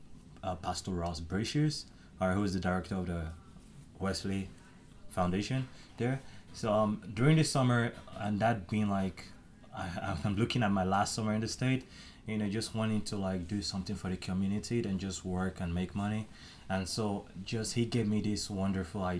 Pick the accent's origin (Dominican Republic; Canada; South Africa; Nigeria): Nigeria; moved away as an adult; now in United States; from Nigeria